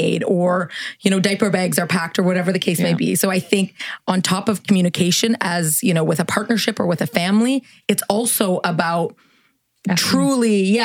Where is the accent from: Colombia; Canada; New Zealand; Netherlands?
Canada; moved away as an adult; also born or lived in New York City, United States / Los Angeles, United States; I'm from Canada. So I was traveling to Canada to visit my family.